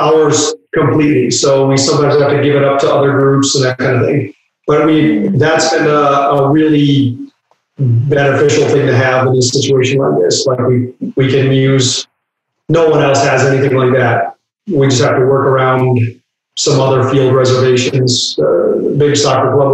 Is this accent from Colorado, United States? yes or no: no; Buffalo, New York, United States; moved away as an adult; also born or lived in Athens, Ohio / Louisiana / Vancouver / North Carolina; I'm from Buffalo, New York, but I've lived all over the place. So spent about 20 years in Buffalo